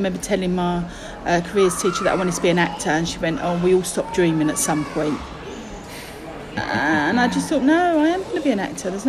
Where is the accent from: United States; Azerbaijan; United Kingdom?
United Kingdom; London; accent: Cockney; I was born in Stepney in East London. My parents had come over from Ireland in the 50s